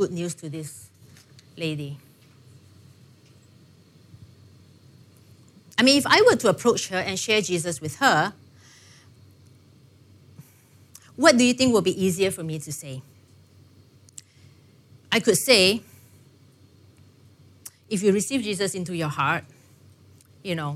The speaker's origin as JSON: {"language": "English", "country": "Singapore", "tie": "born or raised there", "said": "growing up in Singapore, you know, I grew up, I guess, pretty comfortable"}